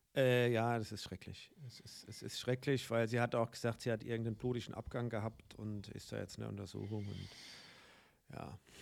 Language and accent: German; Guntersblum, Rhineland-Palatinate, Germany; meine Heimat